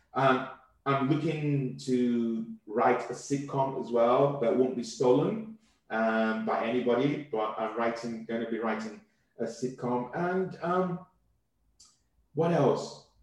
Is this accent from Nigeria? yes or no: yes; Southwest Nigeria, Nigeria; now in United Kingdom; I come from the Yoruba tribe.